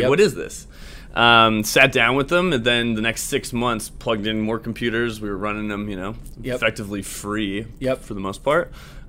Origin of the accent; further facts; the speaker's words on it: Vancouver, British Columbia, Canada; Yeah, I'm from Vancouver and Whistler. You know, we had to go hit the slopes.